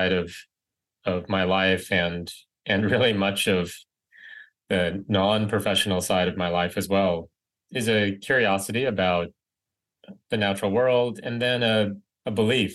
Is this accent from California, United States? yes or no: yes; Riverside, California, United States; moved away as an adult; I grew up in Riverside, California, suburb